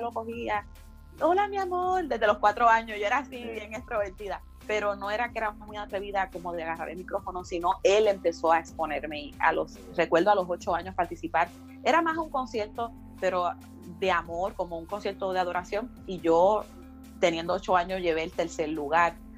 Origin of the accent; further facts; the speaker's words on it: Canóvanas, Puerto Rico; also born or lived in Río Grande; allí crecí ah, la mayor parte de mi niñez y, parte de mi adolescencia en el barrio Campo Rico de Uy de Canovanas